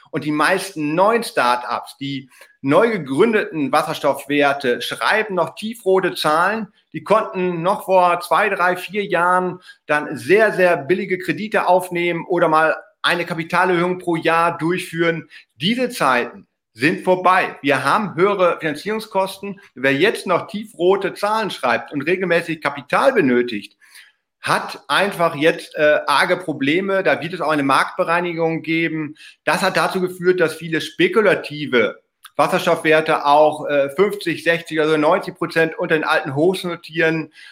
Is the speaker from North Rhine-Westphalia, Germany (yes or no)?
yes; North Rhine-Westphalia, Germany; Glücklicherweise auch meine Heimat im Münsterland, 2G Energy aus Heeg, fahre ich jedes Mal, wenn ich meine Eltern besuche, direkt vorbei